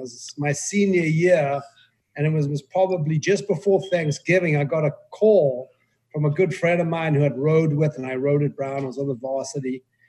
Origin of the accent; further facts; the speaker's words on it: South Africa; moved away as an adult; now in United States; So I grew up in apartheid South Africa.